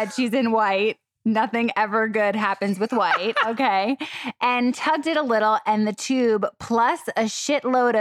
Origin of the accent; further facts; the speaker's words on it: New York City, New York, United States; accent: New York; moved away as an adult; also born or lived in Florida; born and raised in New York, Staten Island, and then moved to Florida